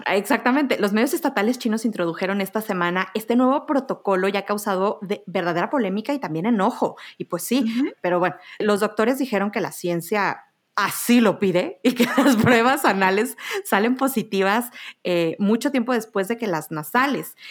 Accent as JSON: {"language": "Spanish", "country": "Mexico", "said": "Soy, soy mexicana"}